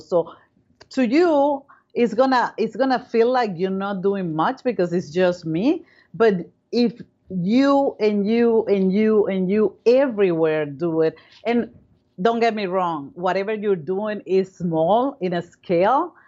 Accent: Caracas, Capital District, Venezuela; moved away as an adult; now in United States; Well, I come from Venezuela. I was born in Caracas, Venezuela.

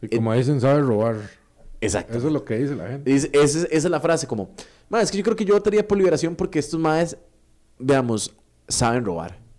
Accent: Costa Rica; nosotros como sociedad costarricense

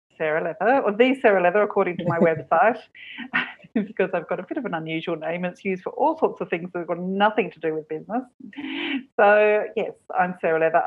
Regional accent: Perth, Western Australia, Australia; moved away as an adult; also born or lived in Sydney, Australia; now in Cork, Ireland; My hometown was Perth, 3,000 miles away

